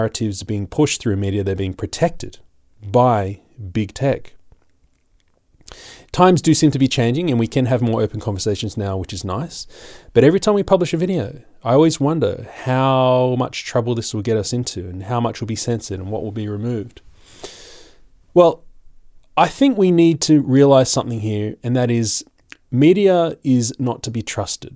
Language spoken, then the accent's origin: English; Australia; I'm just an Aussie